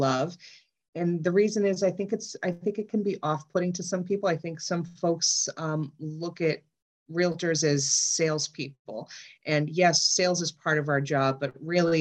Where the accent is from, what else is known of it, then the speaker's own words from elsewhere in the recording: Somerville, Massachusetts, United States; I grew up in Somerville